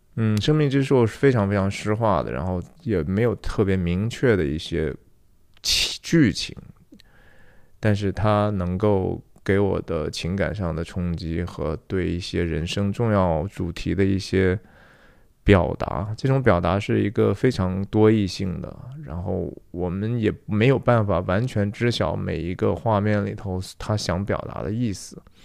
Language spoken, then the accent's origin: Chinese; Taiyuan, Shanxi, China; 也是我们太原人